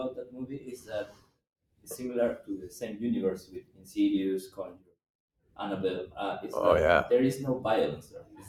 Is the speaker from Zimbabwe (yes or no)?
no; Peru; first language Spanish; English is a second language; I come from Peru